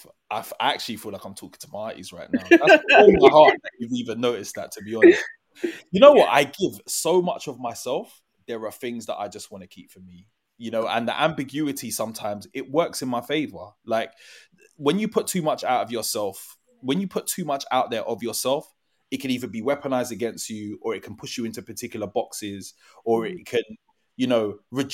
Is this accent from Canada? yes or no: no; London, United Kingdom; I grew up in New Cross, Southeast London